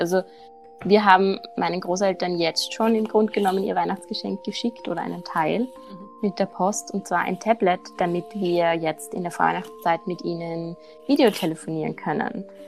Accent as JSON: {"language": "German", "region": "Salzburg", "country": "Austria", "said": "bei uns in Salzburg"}